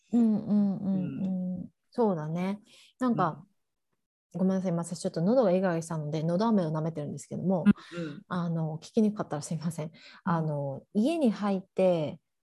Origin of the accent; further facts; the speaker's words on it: Japan; moved away as an adult; now in Oregon, United States; 日本で生まれ育ってる